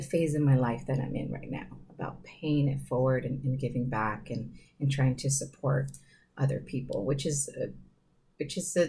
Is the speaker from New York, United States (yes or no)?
no; San Diego, California, United States; I grew up in Sherman Heights